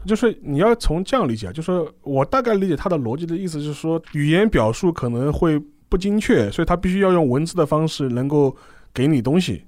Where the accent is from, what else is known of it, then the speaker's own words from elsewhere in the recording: China; 我们中国人